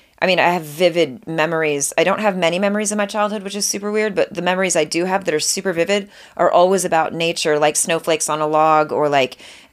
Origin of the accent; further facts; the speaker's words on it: Montreal, Quebec, Canada; moved away as an adult; now in United States; I'm Canadian